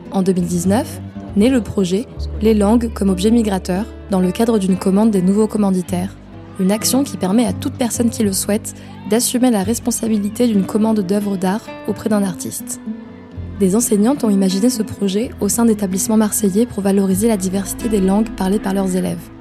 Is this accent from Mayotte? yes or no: yes; Mayotte; born there; je suis née à Mayotte.